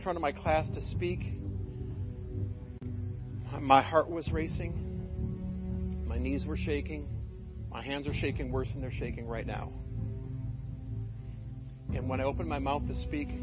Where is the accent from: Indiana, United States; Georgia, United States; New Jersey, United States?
Indiana, United States; Michigan City; I grew up in Michigan City, up in LaPorte County.